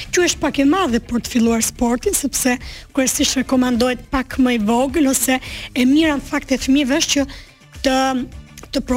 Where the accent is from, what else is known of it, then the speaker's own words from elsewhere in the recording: Durrës, Durrës County, Albania; also born or lived in Dibër; unë jam rritur në Durrës, më origjim jam nga Dibra.